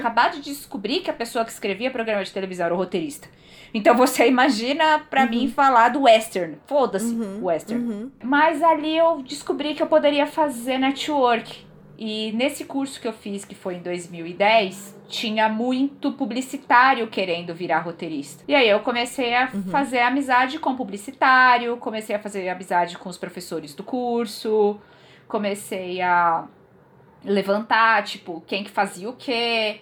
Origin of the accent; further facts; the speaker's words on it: São Paulo, Brazil; Eu sou paulistana, eu sou da zona norte de São Paulo. Born and raised